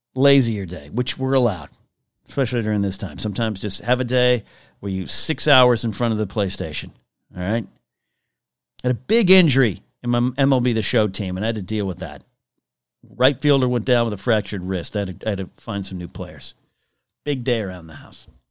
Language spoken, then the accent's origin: English; Arroyo Grande, California, United States; moved away; I went to an elementary school card, called Margaret Harlow Elementary, Royal Grande, California.